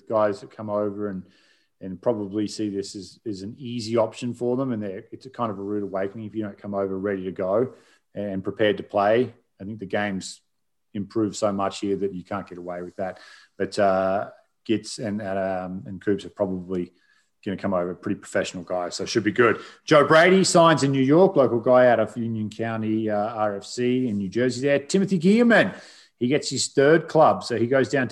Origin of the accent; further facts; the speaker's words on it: Australia; I'm Australian